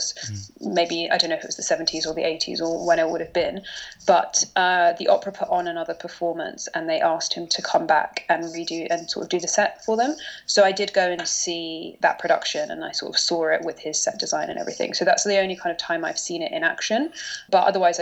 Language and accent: English; London, United Kingdom; also born or lived in Durham / New York; I grew up in London